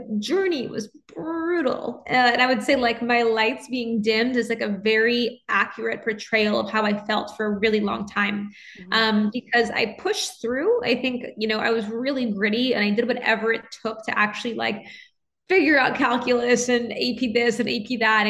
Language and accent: English; New Orleans, Louisiana, United States; moved away as an adult; also born or lived in Nashville, United States / New York, United States; now in Los Angeles, United States; I grew up in New Orleans and I'm a first generation American.